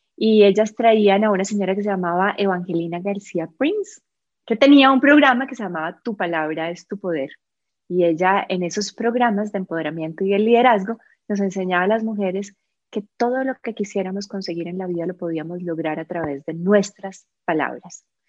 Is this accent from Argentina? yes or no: no; Colombia; moved away as an adult; now in Costa Rica; yo soy colombiana, eh, me vine a vivir a Costa Rica hace 16 años